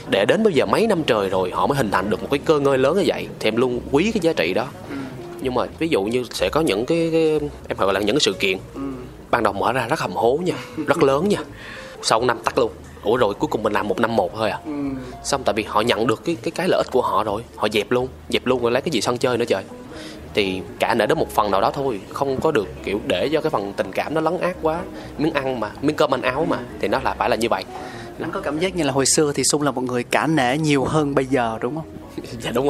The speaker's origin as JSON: {"language": "Vietnamese", "town": "Quy Nhon", "region": "Bình Định", "country": "Vietnam", "tie": "born or raised there", "moved": "yes", "said": "tức là em ở trong này 10 năm rồi ờ, ờ, ờ. ờ. em quê quy Nhơn"}